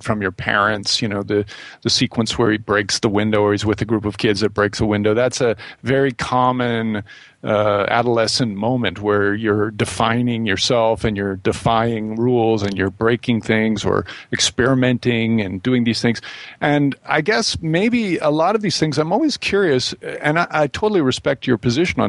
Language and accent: English; Midwest, United States; growing up in the Midwest